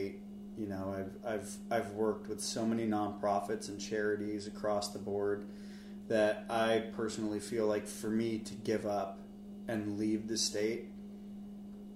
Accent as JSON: {"language": "English", "area": "Marin County", "region": "California", "country": "United States", "tie": "born or raised there", "moved": "yes", "said": "I grew up in Marin County"}